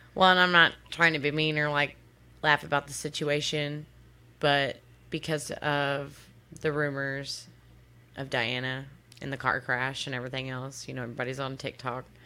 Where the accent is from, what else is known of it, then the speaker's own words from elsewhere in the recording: Texas, United States; also born or lived in Oklahoma; I'm from Texas